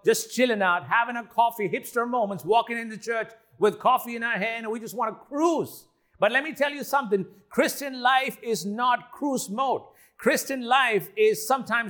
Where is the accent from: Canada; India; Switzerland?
India; I'm Indian